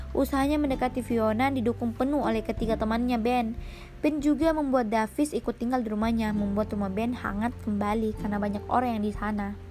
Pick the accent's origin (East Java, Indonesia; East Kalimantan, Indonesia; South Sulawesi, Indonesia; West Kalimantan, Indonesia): South Sulawesi, Indonesia; Makassar; also born or lived in Enrekang, South Sulawesi; aku besarnya di tengah-tengah kota metropolitan yang orang biasa kenal dengan kota Daeng atau kota Makassar